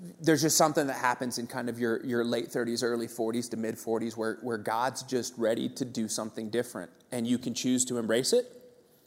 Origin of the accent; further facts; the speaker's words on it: Santa Cruz, California, United States; moved away; I grew up in Santa Cruz, California, and that's a sweet childhood